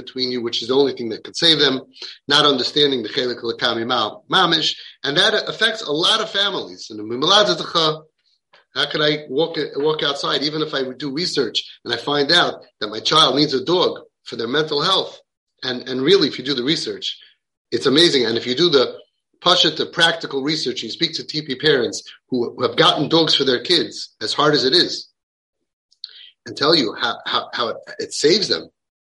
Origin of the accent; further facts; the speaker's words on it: Williamsburg, New York, United States; I say the good thing about growing up in Williamsburg is that if you're not sure what you did that day, you could ask your neighbors.